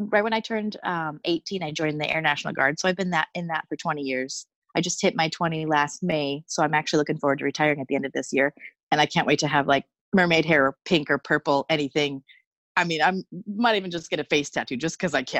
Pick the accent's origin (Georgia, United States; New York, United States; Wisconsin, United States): Wisconsin, United States; Superior; accent: Wisconsin; I grew up in, well, Superior, Wisconsin, so it's basically still Minnesota. It's so close. It's just across the bridge. So maybe I have more of a Wisconsin accent